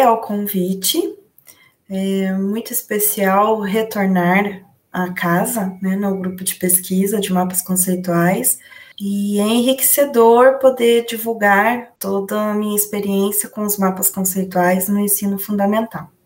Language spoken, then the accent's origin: Portuguese; Londrina, Paraná, Brazil; eu sou do Paraná, né, da cidade de Londrina